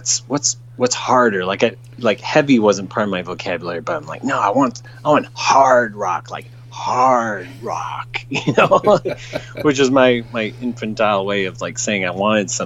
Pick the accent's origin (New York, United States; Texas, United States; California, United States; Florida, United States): California, United States; San Jose; also born or lived in San Francisco; I grew up in the San Francisco Bay Area. I grew up in the South Bay and the San Jose area, and then lived in San Francisco proper